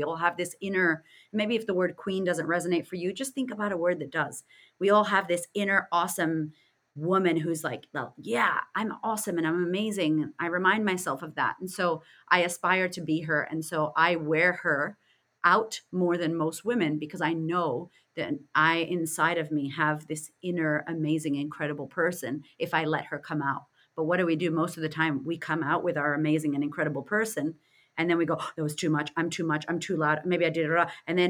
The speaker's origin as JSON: {"language": "English", "country": "United States", "said": "I'm from America, so I don't resonate with the queen at all or any of that."}